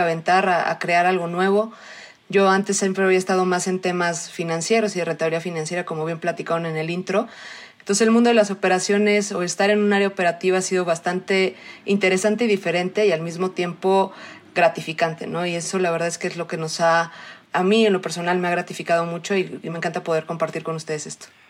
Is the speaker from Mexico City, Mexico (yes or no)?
yes; Mexico City, Mexico; also born or lived in Australia; soy mexicana, nací en la Ciudad de México, quitando ese rato que estuve en Australia, toda la vida he estado acá.